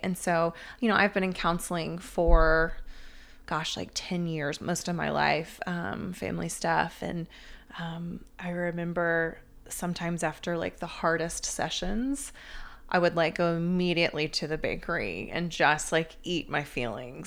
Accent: Atlanta, Georgia, United States; I'm from Atlanta, one of the few natives that hasn't left

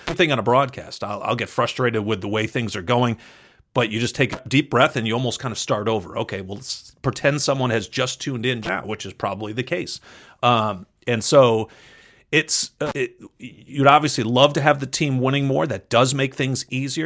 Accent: Western Massachusetts, United States; moved away as an adult; also born or lived in Southern California / Vermont; I grew up in Western Massachusetts

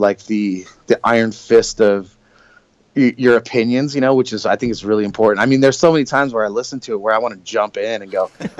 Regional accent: Southern California, United States; I grew up in Southern California

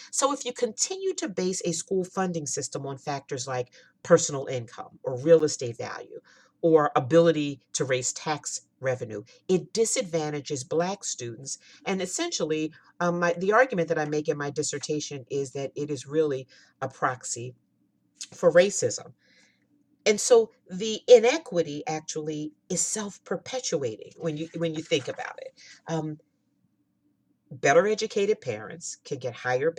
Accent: Pennsylvania, United States; my home state, Pennsylvania

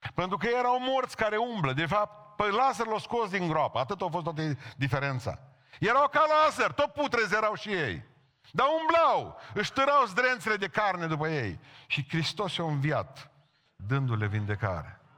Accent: Romania; am simțit că sunt român

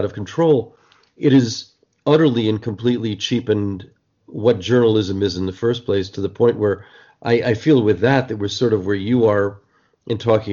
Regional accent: New Jersey, United States; the Newark Star Ledger, a great paper that I grew up with in New Jersey

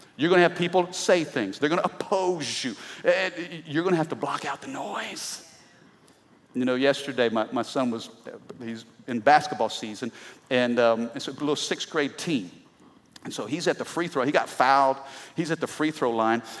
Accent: Midwest, United States; I'm from the Midwest

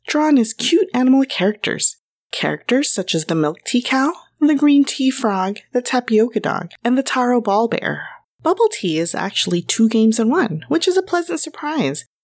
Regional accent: Los Angeles, California, United States; Growing up in Los Angeles

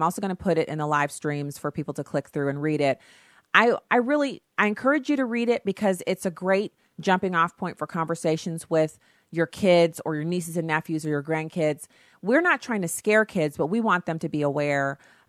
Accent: Germany; the way it was when I was growing up in Germany.

